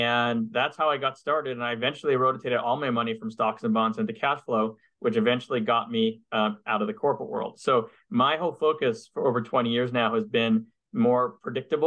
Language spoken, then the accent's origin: English; Montreal, Quebec, Canada; moved away as an adult; now in United States; I'm from Montreal, but I'm originally from Canada. And I grew up there in Montreal, and I left Canada in 98 to come to the US